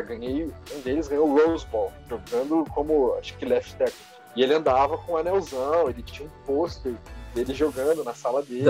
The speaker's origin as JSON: {"language": "Portuguese", "country": "Brazil", "moved": "yes", "lives_now": "Dallas, United States", "said": "sou brasileiro"}